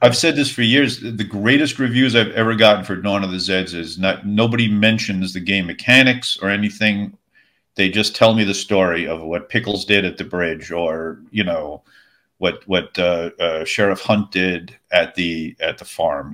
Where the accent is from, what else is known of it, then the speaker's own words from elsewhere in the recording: Long Island, New York, United States; now in Tennessee, United States; I'm originally from Long Island.